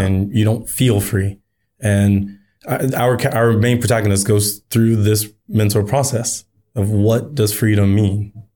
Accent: United States; now in Japan; as an American

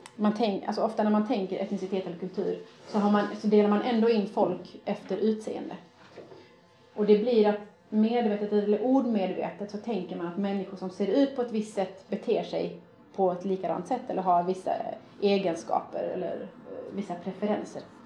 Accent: Sweden; Jag är faktiskt svensk

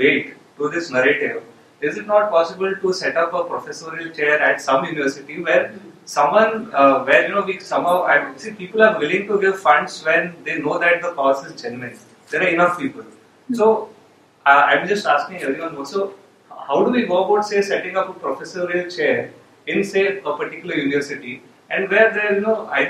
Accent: Pune, Maharashtra, India; now in Bangalore, India; I'm originally from Pune, but a doctor based in Bangalore right now

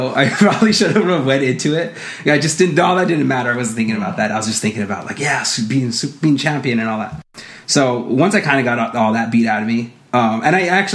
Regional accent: Los Angeles, California, United States; I grew up in East

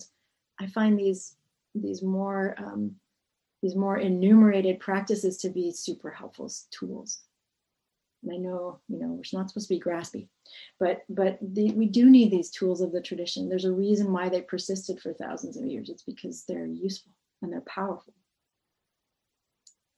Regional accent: New England, United States; I grew up in New England

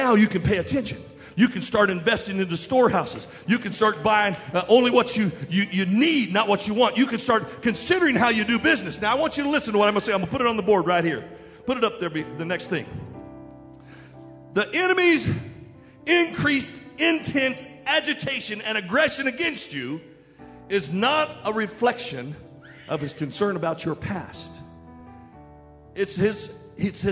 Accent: West Virginia, United States; we're from West Virginia

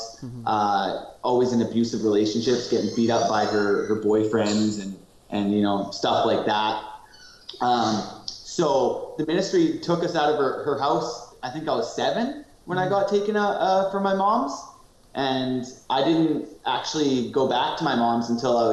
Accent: Duncan, British Columbia, Canada; I grew up in Duncan. Okay. I've been in Duncan my whole life

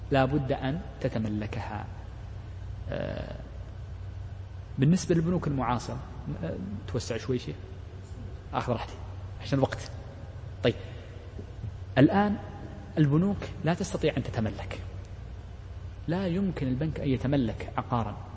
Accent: Saudi Arabia; مثل المملكة عندنا في السعودية

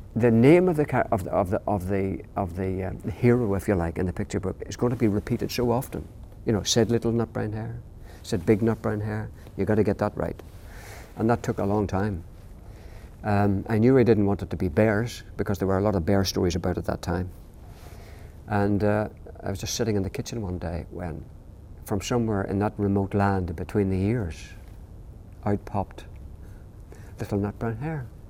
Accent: Northern Ireland, United Kingdom; I'm from Northern Ireland.

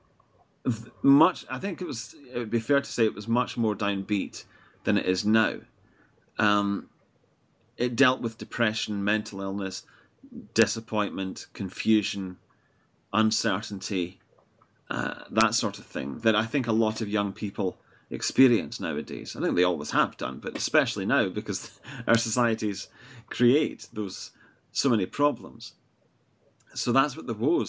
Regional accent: Edinburgh, Scotland, United Kingdom; I'm from Scotland, Edinburgh

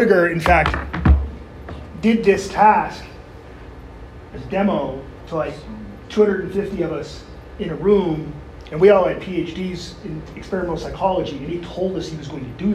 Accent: Sudbury, Ontario, Canada; also born or lived in Toronto / London, Ontario; we moved from Toronto to Sudbury in 1974

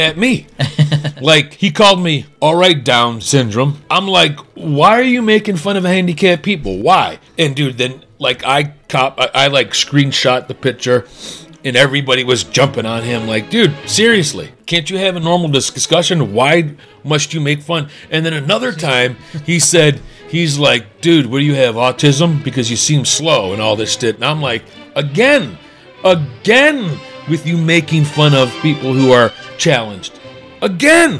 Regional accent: Cleveland, Ohio, United States; I grew up in Cleveland. I went to Cleveland City Schools

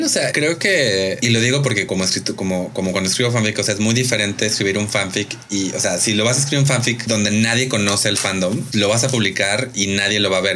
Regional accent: Mexico; aquí en México

